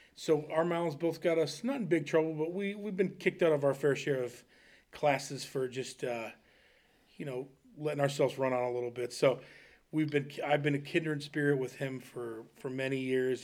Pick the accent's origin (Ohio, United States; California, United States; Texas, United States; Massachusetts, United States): Ohio, United States; Smithville; also born or lived in Akron, Ohio; I moved from Akron to Wayne County, uh, in fourth grade, ten years old, and, uh, so I moved to, uh, Smithville